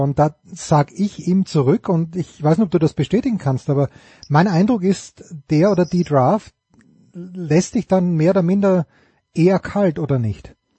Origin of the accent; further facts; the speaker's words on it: Austria; als Österreicher